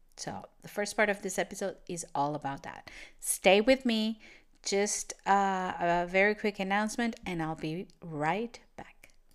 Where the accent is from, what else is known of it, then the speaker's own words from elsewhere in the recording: Venezuela; English is a second language; moved away as an adult; now in Portugal; I'm from Venezuela, and I moved to Europe